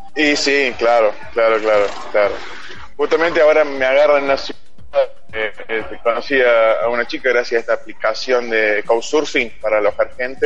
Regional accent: Río Cuarto, Córdoba, Argentina; moved away as an adult; Soy de Río Cuarto, claro, pero después este, a los 18 me fui para Córdoba Capital

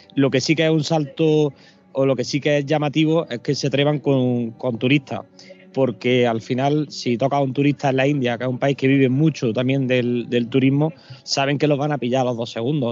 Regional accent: Granada, Andalusia, Spain; yo estoy en Granada, yo soy de Granada

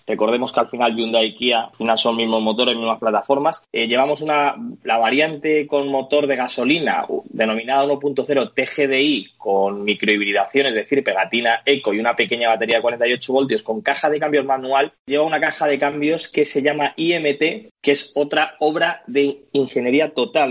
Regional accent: Madrid, Community of Madrid, Spain; como madrileño

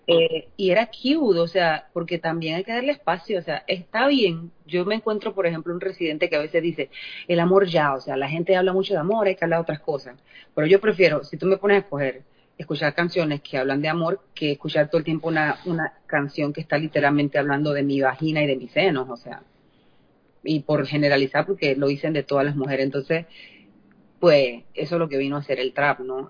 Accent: La Chorrera, Panamá Oeste, Panama; moved away as an adult; now in United States; la región donde yo nací, que es un pueblito que se llama Chorrera

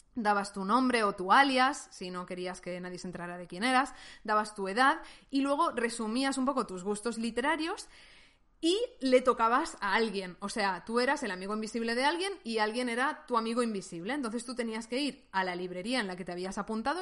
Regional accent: Valencian Community, Spain; España, que es un país que conozco mejor porque he nacido y he crecido aquí

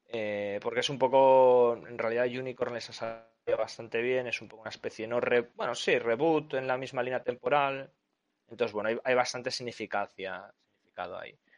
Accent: Spain; Yo como soy español

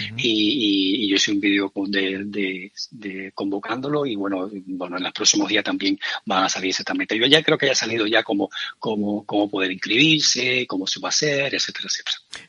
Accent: Cuba; moved away as an adult; now in Spain; yo soy cubano de nacimiento, aunque yo más de 25 años aquí, o sea, más de la mitad de mi vida la llevo aquí

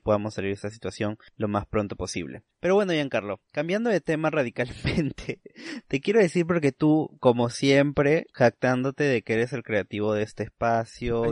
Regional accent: Peru; la ciudadanía como peruanos

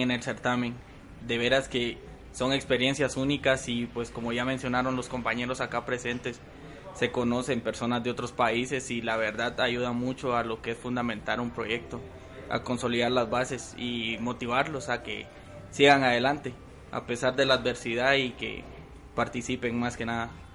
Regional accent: Guatemala; mi país

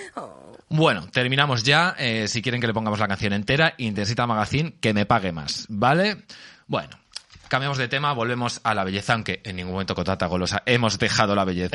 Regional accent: Albacete, Castilla-La Mancha, Spain; yo soy de Albacete

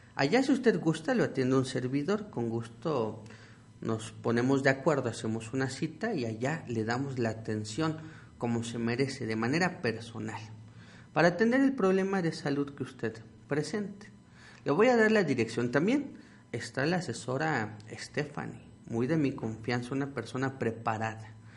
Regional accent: Mexico; nuestro tesoro como mexicanos que es nuestra herbolaria

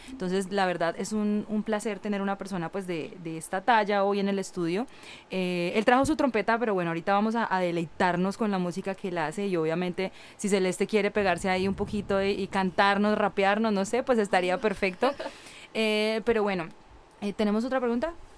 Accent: Colombia; now in California, United States; yo le dije que era de Colombia

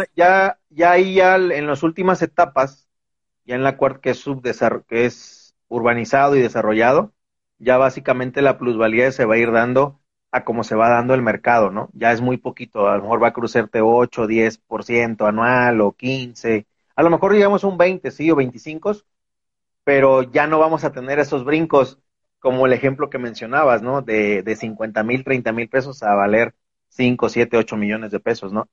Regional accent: Veracruz, Mexico; moved away as an adult; now in Guadalajara, Mexico; yo soy originario de Veracruz

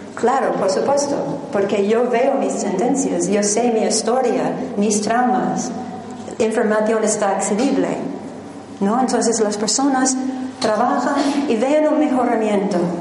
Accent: New Jersey, United States; Spanish is a second language; moved away as an adult; also born or lived in Manhattan, New York; originalmente soy americana de New Jersey

